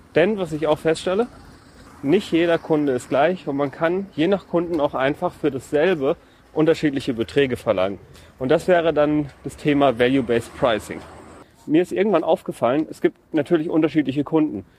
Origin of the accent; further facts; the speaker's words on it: a village near Cologne, North Rhine-Westphalia, Germany; ich bin auch im Dorf groß geworden